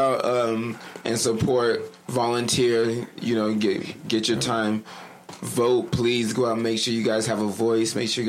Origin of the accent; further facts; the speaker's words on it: Salt Lake City, Utah, United States; I'm from Rose Park. That's a big community.